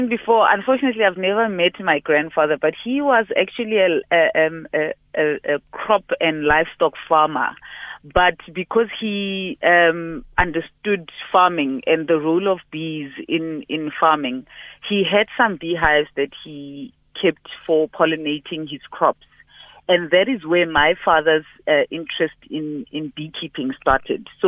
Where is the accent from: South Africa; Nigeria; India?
South Africa; first language Sepedi; English is a second language; they sing in my mother tongue, uh, in Sepedi.